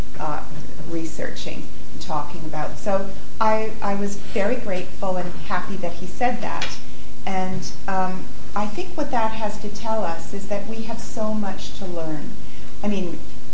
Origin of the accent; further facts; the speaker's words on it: Canada; moved away as an adult; now in London, United Kingdom; I'm a Canadian middle-class person with middle-class entitlements